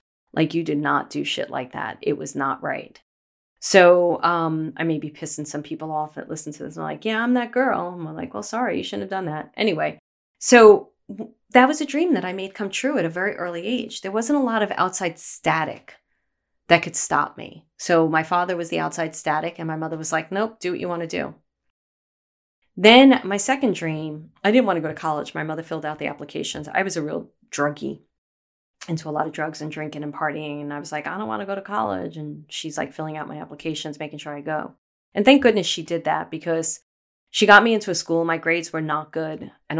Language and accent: English; Brooklyn, New York, United States; I grew up in Bay Ridge, Brooklyn, a very small type of area in Brooklyn that was very, we all knew each other.